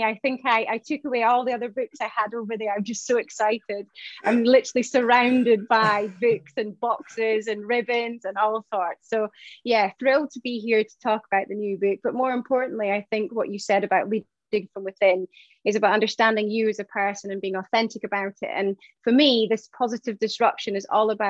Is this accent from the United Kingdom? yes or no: yes; Shetland Islands, Scotland, United Kingdom; I grew up in Shetland Isles. So that's, you know, 263 miles away from the UK mainland